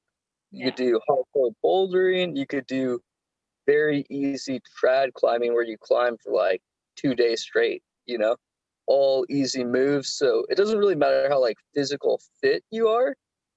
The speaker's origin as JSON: {"language": "English", "region": "Southern California", "country": "United States", "said": "I'm from Southern California"}